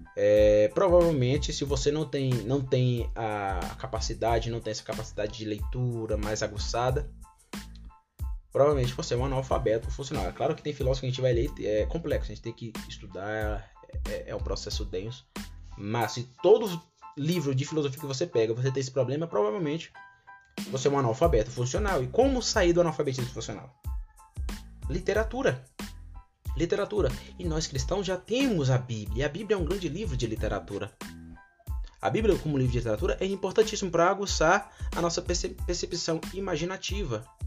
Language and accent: Portuguese; Brazil; first language Portuguese; eu nasci no Brasil e foi por causa da soberania de Deus que eu nasci aqui no Brasil